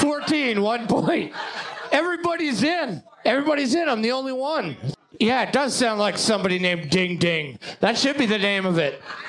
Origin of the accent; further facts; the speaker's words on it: Canada; I'm a Canadian